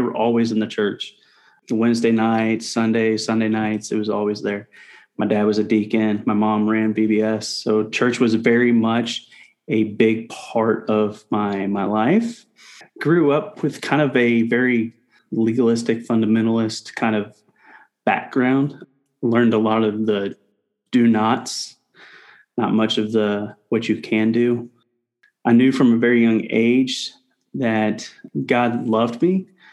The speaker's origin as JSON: {"language": "English", "town": "Indianapolis", "region": "Indiana", "country": "United States", "tie": "born or raised there", "also_born_or_lived": "Shelbyville, Indiana", "moved": "as an adult", "lives_now": "Houston, United States", "said": "I grew up in Indianapolis, Indiana for about nine years, and then I moved out to Shelbyville"}